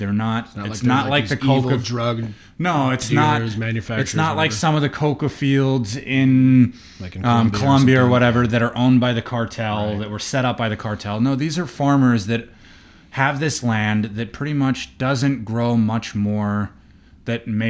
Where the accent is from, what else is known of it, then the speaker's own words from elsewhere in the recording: Seattle, Washington, United States; moved away; also born or lived in New Mexico; growing up in the Seattle area